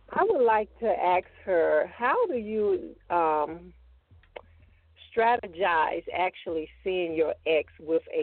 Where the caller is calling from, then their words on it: Raleigh, North Carolina, United States; I'm calling from Raleigh, North Carolina.